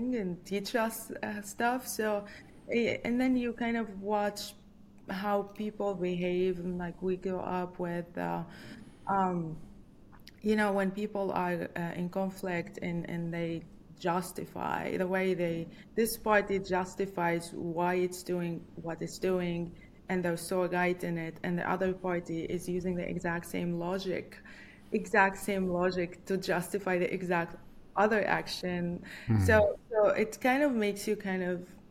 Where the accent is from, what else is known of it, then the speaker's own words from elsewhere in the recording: Lebanon; moved away as an adult; also born or lived in New York City, United States / Ann Arbor, Michigan, United States; now in Virginia, United States; I'm from Lebanon, and Lebanon has always been a country with a lot of conflict.